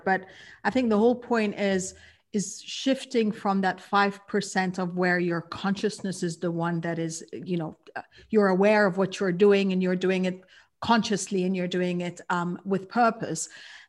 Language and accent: English; Kuwait; For me, I realized that I was born and raised in Kuwait. And so I'm a third culture kid.